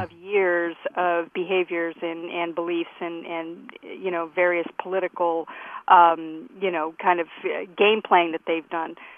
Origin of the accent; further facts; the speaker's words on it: United States; as an American